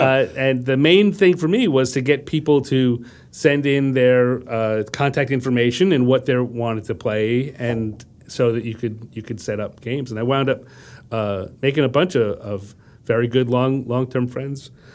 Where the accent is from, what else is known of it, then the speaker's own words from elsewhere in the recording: Wantagh, New York, United States; also born or lived in Brooklyn, New York; very, very early moved to Long Island